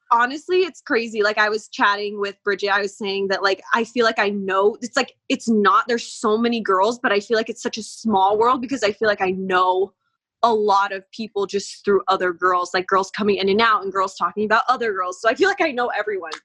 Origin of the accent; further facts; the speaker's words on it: Las Vegas, Nevada, United States; I grew up here in Vegas.